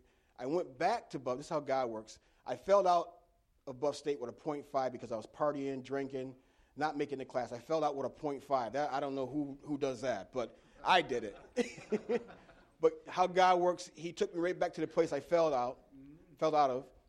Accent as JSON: {"language": "English", "town": "Elmira", "region": "New York", "country": "United States", "tie": "born or raised there", "said": "I was born and raised in Elmira, New York"}